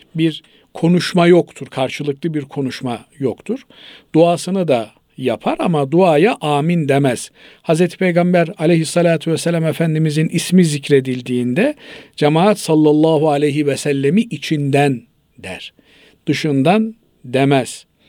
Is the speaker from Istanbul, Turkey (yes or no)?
no; Trabzon, Turkey; Biz, e, Trabzonluyuz